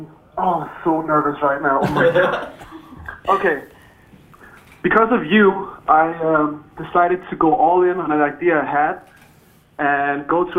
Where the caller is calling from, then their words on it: Denmark; English is a second language; I'm from Denmark. I can't believe you called all the way to Denmark.